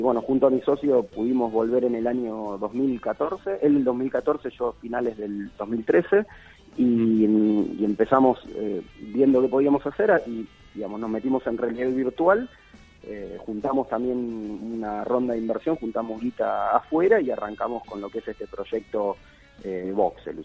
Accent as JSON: {"language": "Spanish", "town": "Rosario", "region": "Santa Fe", "country": "Argentina", "also_born_or_lived": "Buenos Aires", "moved": "yes", "said": "Yo soy rosarino, pero viví mucho tiempo afuera y poder volver ahora a Rosario"}